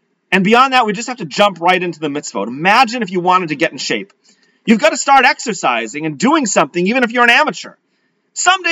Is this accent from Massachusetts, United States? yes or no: yes; Leominster, Massachusetts, United States; growing up in Leominster, Massachusetts.